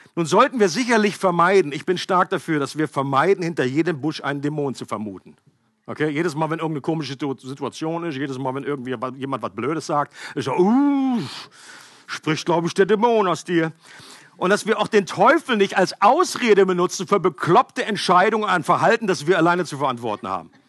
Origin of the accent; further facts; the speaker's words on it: Germany; ich als Deutscher